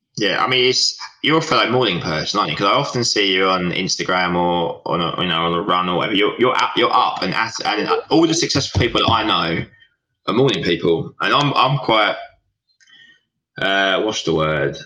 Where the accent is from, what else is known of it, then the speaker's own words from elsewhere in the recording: Southend-on-Sea, East of England, United Kingdom; we're both from Southend